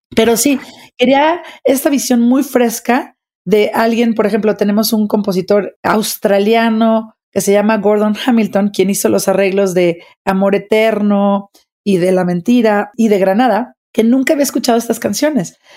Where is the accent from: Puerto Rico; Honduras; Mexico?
Mexico; soy directora de orquesta, soy mexicana, soy mamá